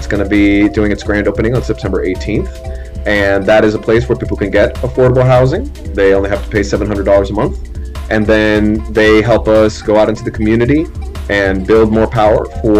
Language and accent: English; Miami, Florida, United States; also born or lived in New Orleans, Louisiana; I wasn't born in Miami, I was born in New Orleans, but I was raised in Miami pre-Hurricane Andrew. Hurricane Andrew blew away our apartment